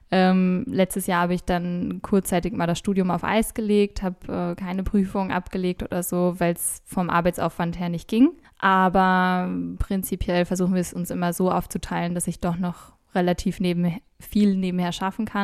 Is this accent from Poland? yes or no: no; Austria; also born or lived in Germany; Ich bin ja auch ein bisschen hier, um meine Heimat kennenzulernen. Ich ich wurde immer in Deutschland gefragt, äh, in Deutschland war ich immer die Österreicherin